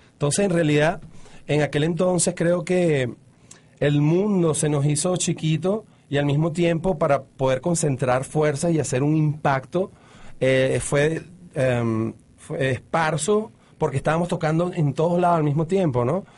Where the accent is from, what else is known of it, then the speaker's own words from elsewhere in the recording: Caracas, Capital District, Venezuela; moved away; also born or lived in Mexico / Florida; yo creciendo en los 70, en Caracas